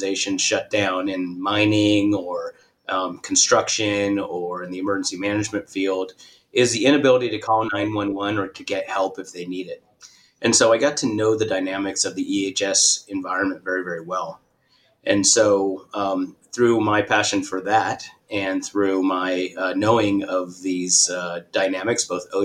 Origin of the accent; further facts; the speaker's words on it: California, United States; I'm from California. Born and raised, went to school in Northern California